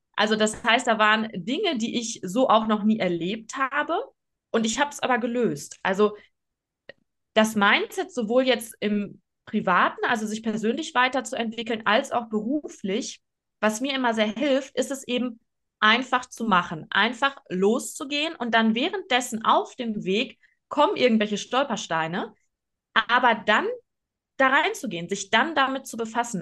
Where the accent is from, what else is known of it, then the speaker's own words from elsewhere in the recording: Oer-Erkenschwick, North Rhine-Westphalia, Germany; moved away as an adult; ich bin in Ohrerkenschwick aufgewachsen. Luisa und ich waren beide dort auf dem ähm, Gymnasium